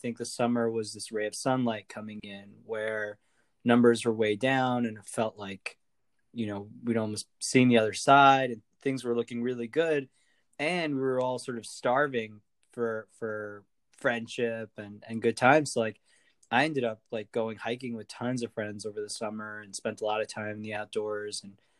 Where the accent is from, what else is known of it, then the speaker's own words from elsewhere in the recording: Montana, United States; My dad was a hippie and became a mountain man, lived in the middle of nowhere, Montana, out there in the wilderness